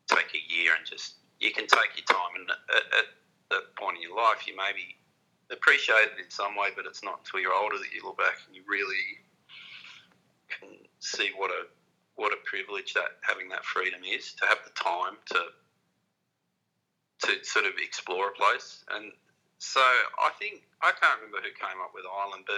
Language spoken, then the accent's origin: English; Cronulla, New South Wales, Australia; I come from Cronulla, and there's a lot of heavy kind of ledging reef breaks there. That was sort of the kind of waves I grew up surfing